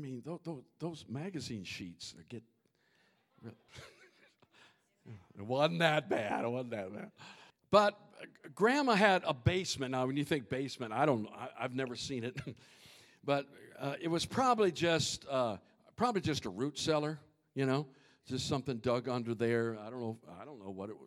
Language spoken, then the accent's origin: English; Minnesota, United States; growing up in Minnesota